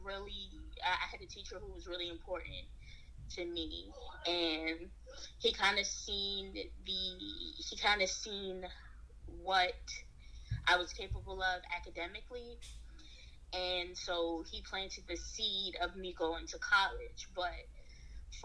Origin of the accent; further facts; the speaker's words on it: Baltimore, Maryland, United States; I was born in Baltimore, Maryland, and subsequently that's where I spent majority of my life